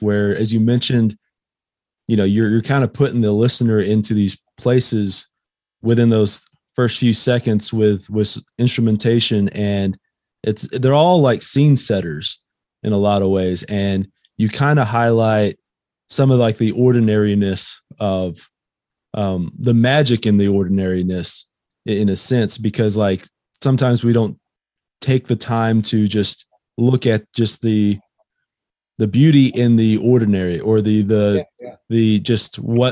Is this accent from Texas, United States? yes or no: yes; Fort Stockton, Texas, United States; I'm from Fort Stockton originally